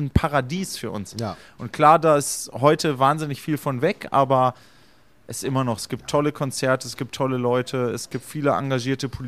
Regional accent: Göttingen, Lower Saxony, Germany; Ich muss auch im Nachhinein sagen, wir sind da im Grunde sehr behütet aufgewachsen, weil Göttingen wurde, als wir Kleinkinder waren, über Jahre sozusagen freigeprügelt von Nazis

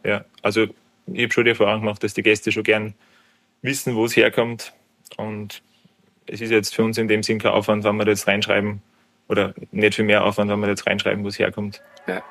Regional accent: Obermarkersdorf, Lower Austria, Austria; also born or lived in Kitzbühel; Ich bin gebürtiger Obermackersdorfer, also ich bin einen Steinwurf weit entfernt vom heutigen Wirtshaus aufgewachsen

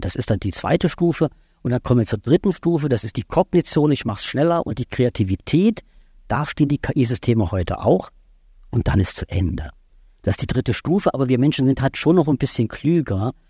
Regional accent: Baden-Württemberg, Germany; ich komme aus Baden-Württemberg

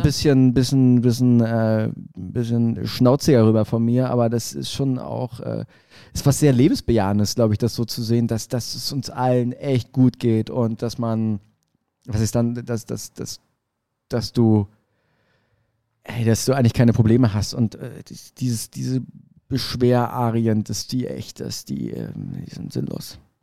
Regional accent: Berlin, Germany; Als Berliner würde ich sagen

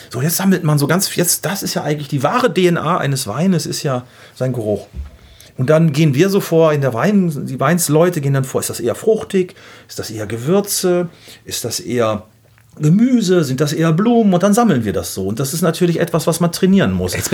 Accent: Gütersloh, North Rhine-Westphalia, Germany; Gibt auch welche, die sagen so aus Gütersloh, sage ich mal aus meiner Heimat, die würden sagen, oh, der ölt aber gut.

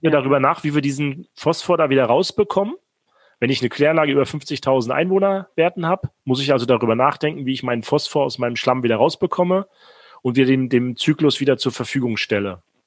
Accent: Rostock, Mecklenburg-Vorpommern, Germany; moved away; in Rostock

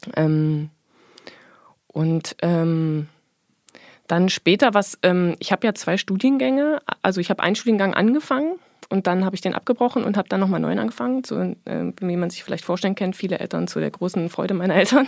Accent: Erfurt, Thuringia, Germany; ich bin geboren in der DDR, äh, in Erfurt

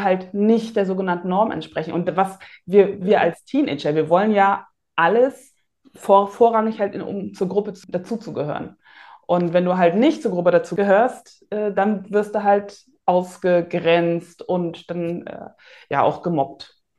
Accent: Rostock, Mecklenburg-Vorpommern, Germany; Bin ja in Rostock geboren und aufgewachsen

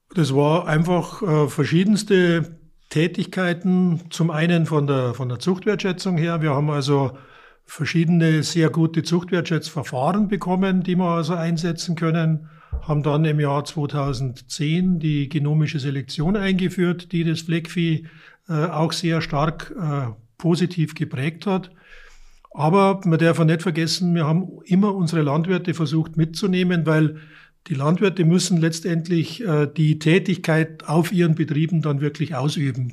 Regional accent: Munich area, Bavaria, Germany; moved away as an adult; now in Neustadt an der Aisch, Germany; ich komme aus der Münchner, aus dem Münchner Umland

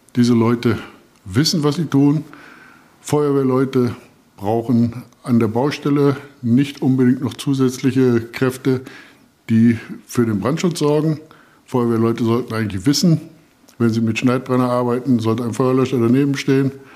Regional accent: Vasbeck, Hesse, Germany; bei uns in Fassberg

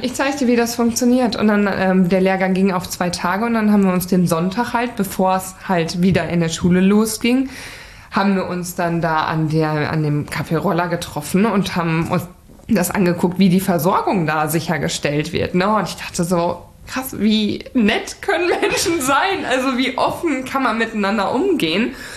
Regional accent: Sauerland, North Rhine-Westphalia, Germany; also born or lived in Hamburg / Attendorn; hat es mich dann zurück in meine Heimat ins Sauerland ähm, verschlagen

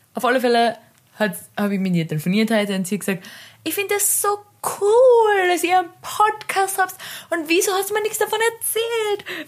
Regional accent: Carinthia, Austria; ich bin aus Kärnten

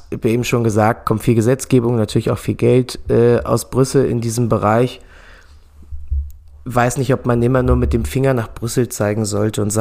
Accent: Germany; Wir beschweren uns immer als Deutsche darüber, dass wir eine, dass wir Rahmenbedingungen haben

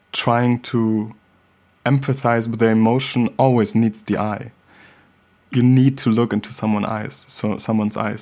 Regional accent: Hamburg, Germany; growing up in Hamburg, Germany, as a black child

